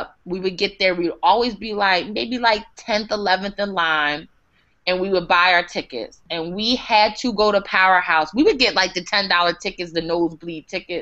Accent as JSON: {"language": "English", "region": "New Jersey", "country": "United States", "tie": "born or raised there", "said": "I grew up in the South Jersey area"}